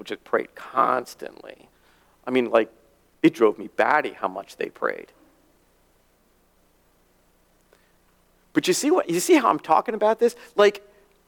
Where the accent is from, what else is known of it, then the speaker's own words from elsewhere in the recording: near Aberdeen Proving Ground, Maryland, United States; moved away as an adult; near my hometown at Aberdeen Proving Ground.